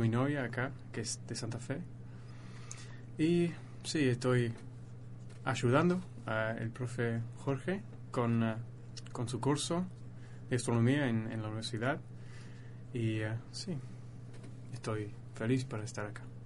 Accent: Leeds, Yorkshire and the Humber, United Kingdom; Spanish is a second language; soy de Inglaterra, el norte de Inglaterra, una ciudad se llama Leeds, cerca de Manchester

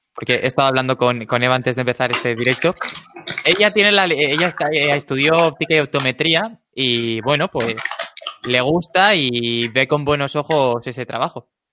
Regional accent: Alicante, Valencian Community, Spain; also born or lived in Murcia; now in Madrid, Spain; yo como crecí en Alicante

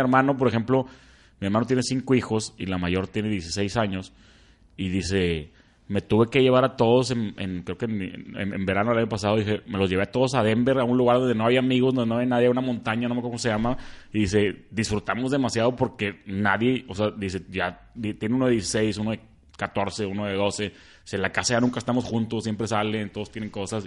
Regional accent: Monterrey, Nuevo León, Mexico; somos los regios

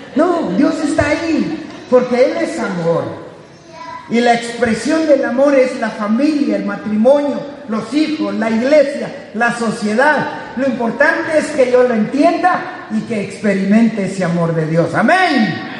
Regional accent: Guatemala; Guatemala, de donde soy yo

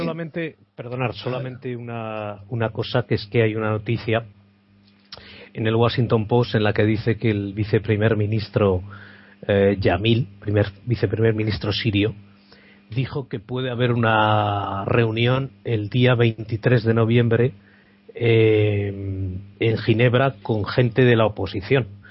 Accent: the Pyrenees, Spain; now in United Kingdom; soy de los Pirineos y tenemos mucha relación con Francia

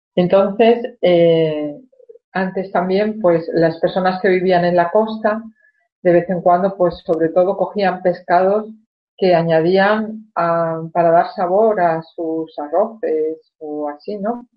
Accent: Spain; cuando era niña en España

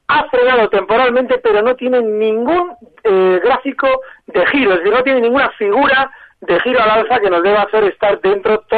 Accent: Valencia, Valencian Community, Spain; de Valencia

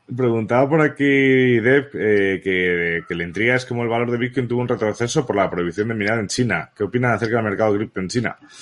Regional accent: Balearic Islands, Spain; also born or lived in Barcelona; nací en Barcelona realmente, pero donde he vivido toda la vida ha sido en Baleares.

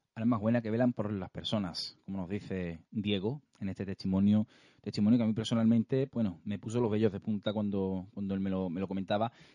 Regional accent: province of Cádiz, Andalusia, Spain; nosotros que somos gaditanos, somos de, aquí de la provincia de Cádiz

